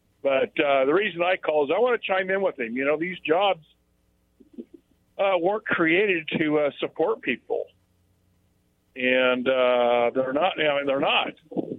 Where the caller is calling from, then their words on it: Richmond, Washington, United States; from Richmond.